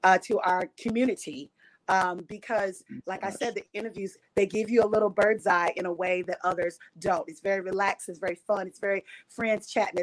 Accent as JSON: {"language": "English", "town": "Louisville", "region": "Kentucky", "country": "United States", "moved": "yes", "said": "I'm from Louisville, Kentucky"}